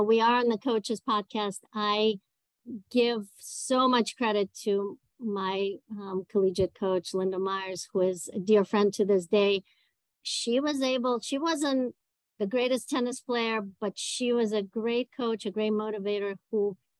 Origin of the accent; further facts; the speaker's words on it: Moscow, Russia; English is a second language; moved away as an adult; also born or lived in Ithaca, New York; I was born and raised in Moscow in Russia